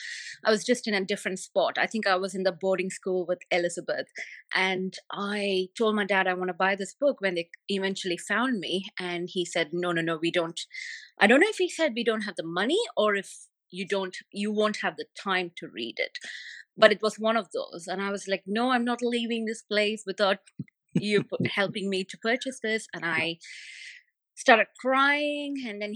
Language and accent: English; Saudi Arabia; first language Tamil; English is a second language; My mother, my primary language is Tamil, but I did not read that until I was 15 years old. And because we, growing up in Saudi, it was either English